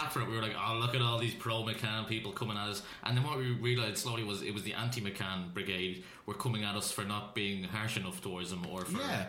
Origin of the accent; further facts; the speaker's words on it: Malaysia; I'm Malaysian